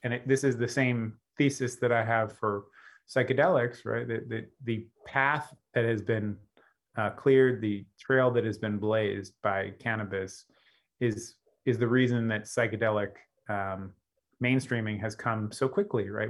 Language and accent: English; Los Angeles, California, United States; my hometown in Los Angeles